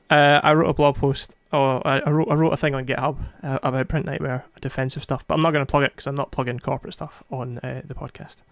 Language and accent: English; Scotland, United Kingdom; English is not my first language, so it's fine. Scottish is.